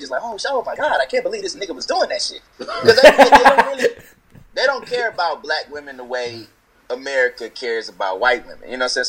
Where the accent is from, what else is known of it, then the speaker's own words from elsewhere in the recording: the South, United States; I'm from the South.